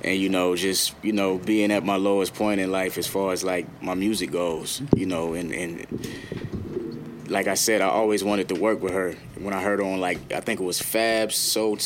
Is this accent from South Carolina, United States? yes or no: yes; the South, South Carolina, United States; I'm from the South